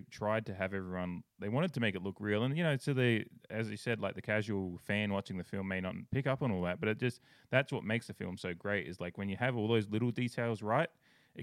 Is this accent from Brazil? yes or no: no; Australia; I grew up in Australia